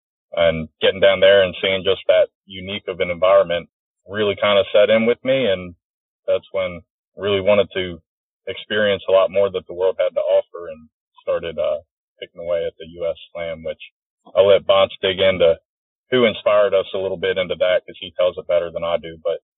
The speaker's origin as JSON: {"language": "English", "region": "Northeast Maryland", "country": "United States", "said": "I'm from Northeast Maryland."}